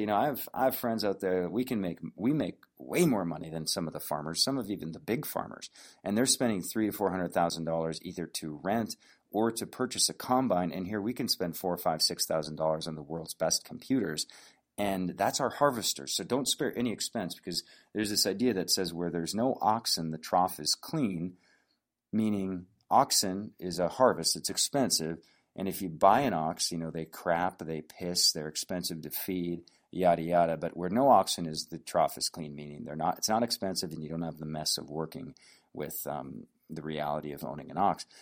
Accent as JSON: {"language": "English", "region": "North Dakota", "country": "United States", "tie": "born or raised there", "said": "when I grew up in North Dakota"}